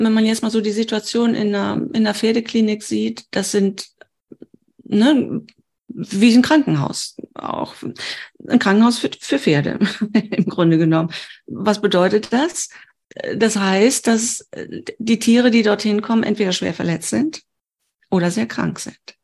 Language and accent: German; Germany; ich komme ja aus Deutschland